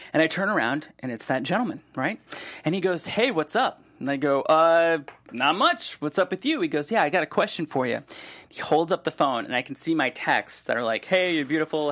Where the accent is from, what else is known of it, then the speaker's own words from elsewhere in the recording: Solon, Ohio, United States; now in Los Angeles, United States; I grew up in Solon